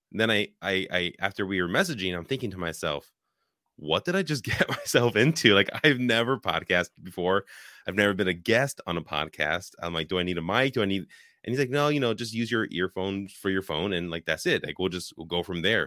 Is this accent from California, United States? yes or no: yes; Richmond, California, United States; moved away as an adult; now in Wisconsin, United States; I was born and raised in Richmond, Bay Area